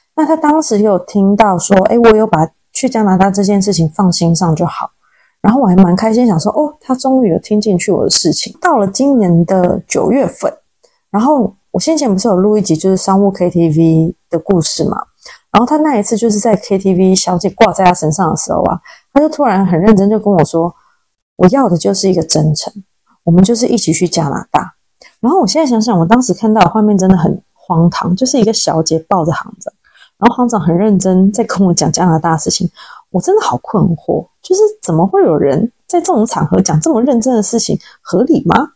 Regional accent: Taiwan; now in Sichuan, China; 我们台湾人就是很有礼貌，不喜欢让别人等。

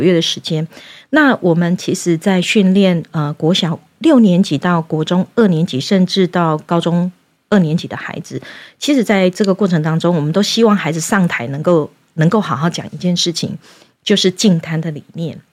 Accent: Yunlin County, Taiwan; 我自己本身是云林农家子弟长大的

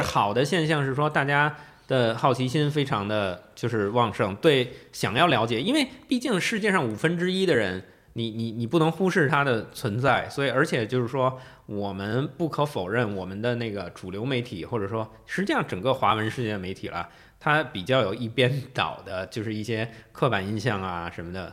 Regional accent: Beijing, China; moved away as an adult; now in Taiwan; 我是在北京长大的，嗯，我是北 就是北京人，土生土，土长，长大的北京人。嗯。然后我是，呃，大概搬来台湾可能四，四年多，多一点儿

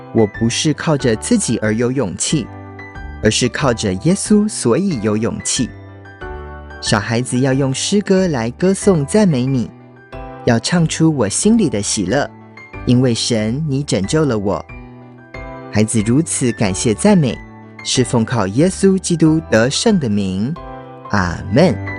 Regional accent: United States; moved away; also born or lived in Taiwan; 小时候在美国长大，邻居的小朋友都是美国人或是墨西哥人，就只有我一个台湾的小孩

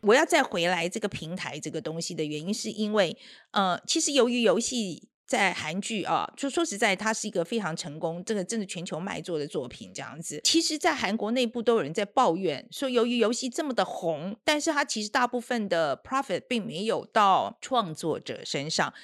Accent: Taiwan; 我们台湾人这个个性啊，是这个样子

